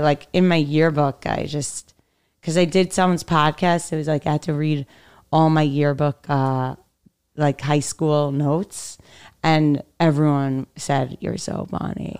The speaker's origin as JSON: {"language": "English", "town": "New York City", "region": "New York", "country": "United States", "tie": "born or raised there", "also_born_or_lived": "Manhattan", "said": "I grew up in Brooklyn"}